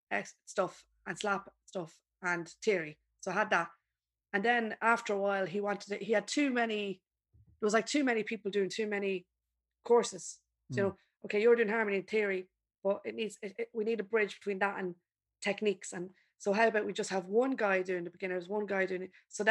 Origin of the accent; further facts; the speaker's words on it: Ireland; now in London, United Kingdom; I'm just an Irish girl in London.